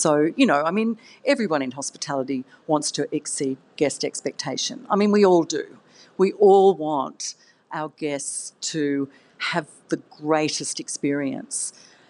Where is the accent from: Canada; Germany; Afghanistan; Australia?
Australia; now in Sydney, Australia; I'm Australian, but I'd been living overseas.